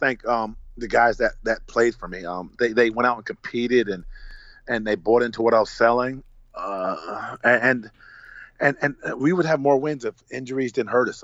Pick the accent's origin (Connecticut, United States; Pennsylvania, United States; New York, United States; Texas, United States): Connecticut, United States; Hamden; get back and coach in my hometown